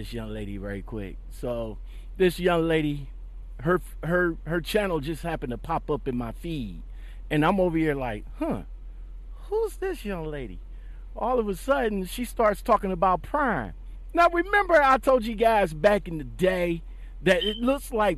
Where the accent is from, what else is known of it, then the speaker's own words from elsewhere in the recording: Dallas, Texas, United States; I am from Dallas, Texas.